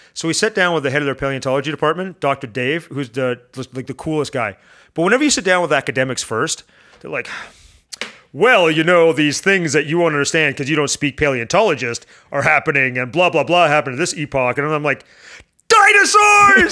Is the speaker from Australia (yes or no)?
no; Canada; I'm Canadian.